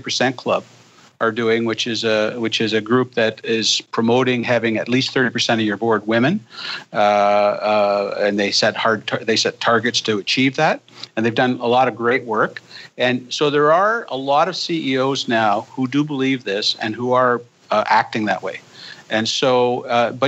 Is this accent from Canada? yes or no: yes; Canada; I'm a Canadian